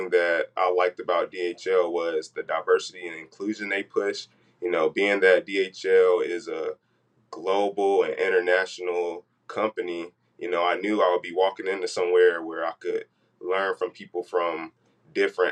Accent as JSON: {"language": "English", "region": "North Carolina", "country": "United States", "moved": "yes", "said": "I'm originally from North Carolina"}